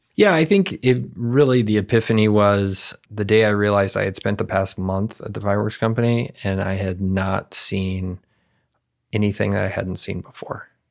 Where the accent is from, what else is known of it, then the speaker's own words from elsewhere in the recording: San Antonio, Texas, United States; I grew up here in San Antonio, uh, in a internal suburb called Almos Park